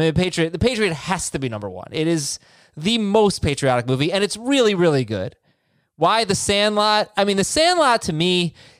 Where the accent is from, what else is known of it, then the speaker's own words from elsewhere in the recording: South Florida, United States; I grew up in South Florida.